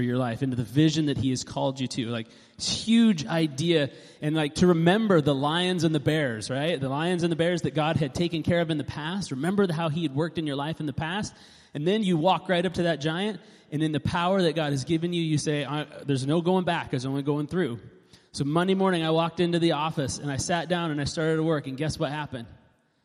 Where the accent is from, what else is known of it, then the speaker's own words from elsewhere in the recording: Alaska, United States; moved away; also born or lived in west side; I grew up like in Alaska and then lived on the west side for 15 years